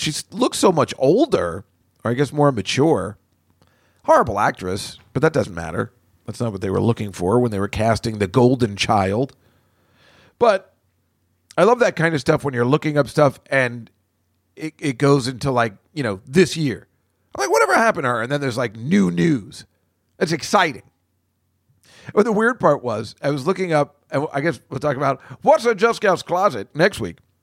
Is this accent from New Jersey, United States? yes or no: yes; New Jersey, United States; now in New York City, United States; where I grew up in New Jersey and my house. I could hear the New Jersey Turnpike from my bedroom every night